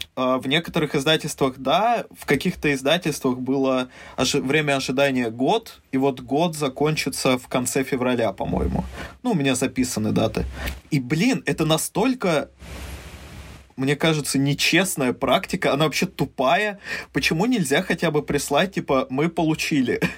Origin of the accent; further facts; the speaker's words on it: Mezhdurechensk, Kemerovo Oblast, Russia; also born or lived in Saint Petersburg; я родился в Санкт-Петербурге, вырос в Междуреченске, это в Сибири